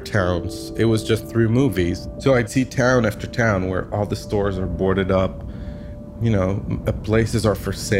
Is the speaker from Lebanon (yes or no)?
yes; Lebanon; I'm a photographer from Lebanon, the country in the Middle East.